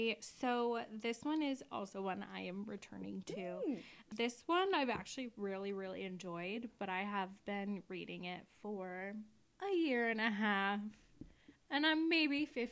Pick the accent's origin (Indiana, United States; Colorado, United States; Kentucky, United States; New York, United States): Indiana, United States; We're from Indiana.